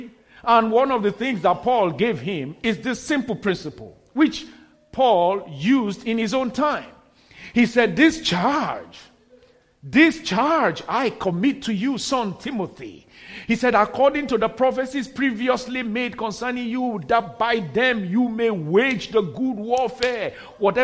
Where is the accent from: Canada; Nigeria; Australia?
Nigeria; moved away; before I got back to my home country at that time in Nigeria